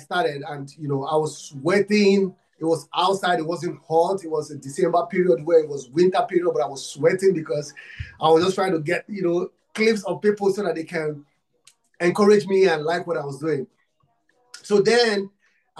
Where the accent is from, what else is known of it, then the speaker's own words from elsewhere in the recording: Nigeria; I'm from Africa, Nigeria. I'm from Nigeria